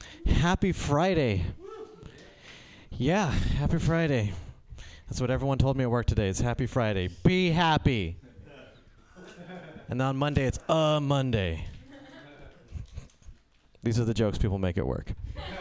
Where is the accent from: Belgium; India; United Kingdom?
India; I'm Indian.